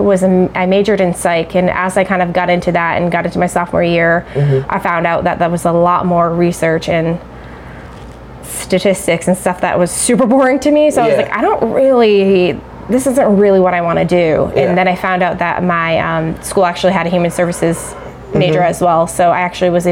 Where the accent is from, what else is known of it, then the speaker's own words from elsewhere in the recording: Claremont, New Hampshire, United States; I grew up in Claremont and literally went to Maple Ave